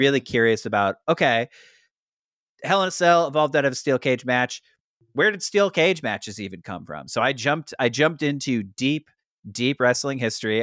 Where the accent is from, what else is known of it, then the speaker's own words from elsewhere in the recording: St. Louis, Missouri, United States; Saint Louis, Missouri, my hometown